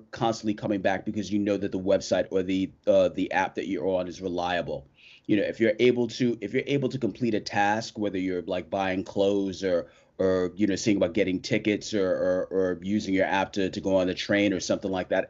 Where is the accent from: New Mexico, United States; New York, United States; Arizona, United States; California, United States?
New York, United States; I am a New Yorker born and raised